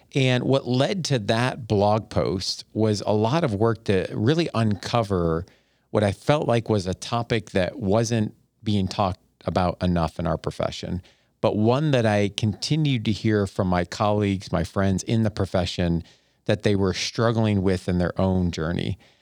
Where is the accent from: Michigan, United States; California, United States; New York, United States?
New York, United States; Buffalo; moved away as an adult; also born or lived in Ada, Ohio / Columbus, Ohio / Northeast Ohio; I grew up in Buffalo, New York